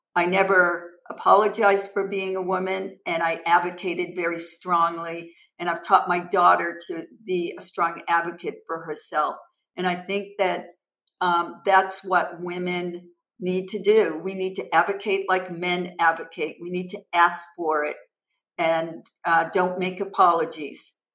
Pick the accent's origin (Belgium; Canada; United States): United States; Massachusetts; originally I'm from Massachusetts and I currently reside in Massachusetts with my husband.